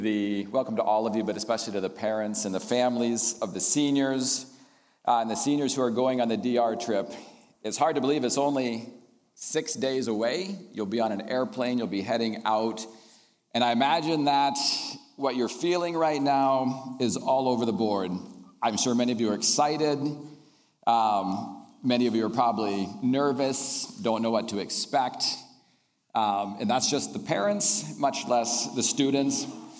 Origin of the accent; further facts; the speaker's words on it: Indonesia; I grew up in Indonesia, and I'd like to share a little bit about that.